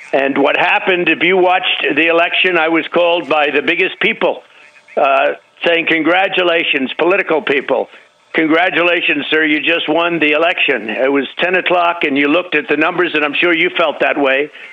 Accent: Delaware County, Pennsylvania, United States; I'm from Delaware County

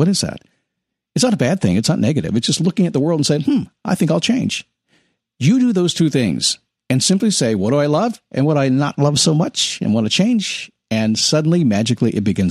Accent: Washington, District of Columbia, United States; I'm a son of a Navy chief, a military brat. I grew up in the Washington, D.C. area.

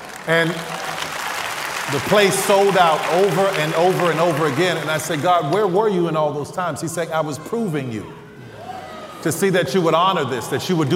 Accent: New Orleans, Louisiana, United States; I'm from New Orleans

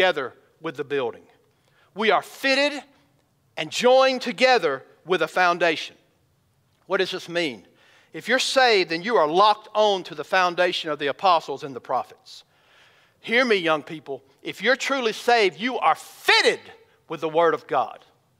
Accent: Elberton, Georgia, United States; I grew up in Elberton, Georgia, which is the granite capital of the world

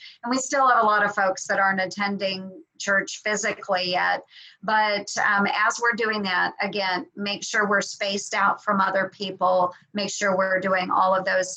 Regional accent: rural Southwest Iowa, United States; I was born and raised in Iowa

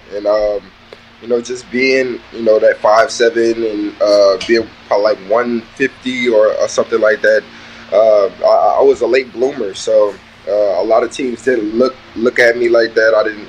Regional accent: Louisiana, United States; I'm from Louisiana.

